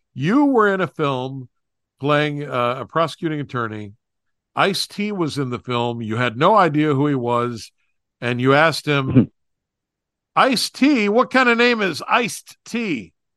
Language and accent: English; West Virginia, United States; moved away; back in my home state of West Virginia